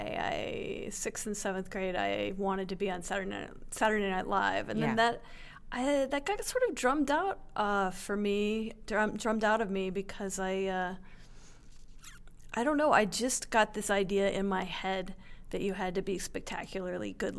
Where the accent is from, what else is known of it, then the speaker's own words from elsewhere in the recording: Phoenix, Arizona, United States; I grew up in Phoenix